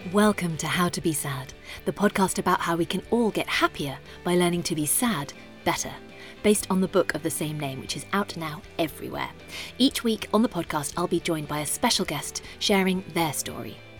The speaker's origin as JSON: {"language": "English", "country": "United Kingdom"}